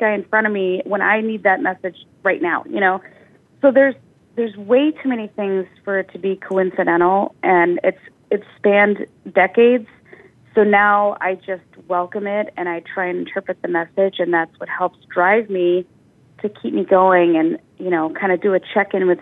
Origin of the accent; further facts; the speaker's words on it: Midwest, United States; We grew up in the Midwest